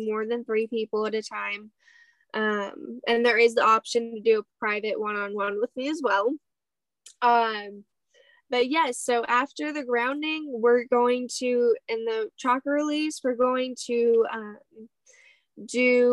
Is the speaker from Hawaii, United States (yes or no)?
yes; Hawaii, United States; moved away; I grew up in Hawaii for 10 years of my life.